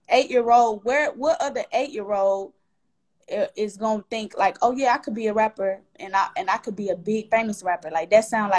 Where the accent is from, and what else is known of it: Atlanta, Georgia, United States; born or raised there